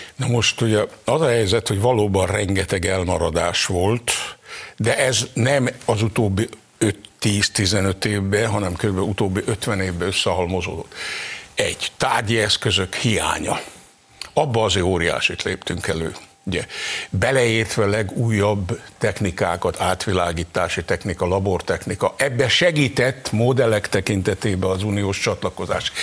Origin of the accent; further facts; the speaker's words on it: near Zalalövő, Hungary; Én még oda-haza születtem